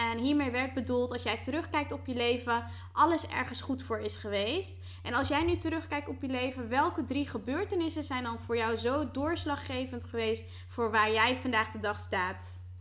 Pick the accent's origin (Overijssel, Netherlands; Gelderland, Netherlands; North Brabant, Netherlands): Gelderland, Netherlands; Harderwijk; ik kom uit Harderwijk.